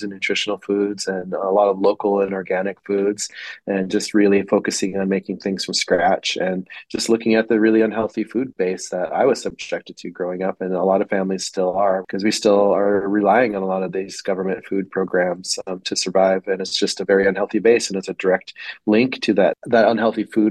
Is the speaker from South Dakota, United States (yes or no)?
yes; Pine Ridge Reservation, South Dakota, United States; moved away as an adult; also born or lived in Mexico / Montana; now in Minneapolis, United States; I grew up on Pine Ridge Reservation in South Dakota